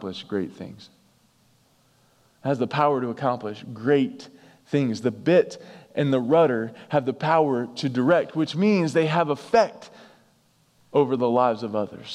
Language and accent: English; North Carolina, United States; We're from North Carolina, so the North Carolina Duke thing runs pretty deep in our home.